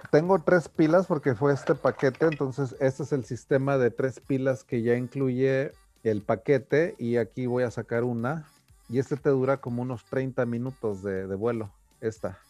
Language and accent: Spanish; Mexico; yo como mexicano